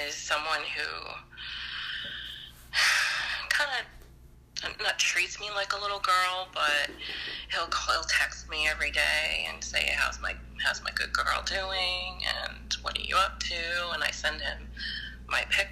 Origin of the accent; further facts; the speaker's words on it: New York, United States; I'm from New York. I'm 50 years old.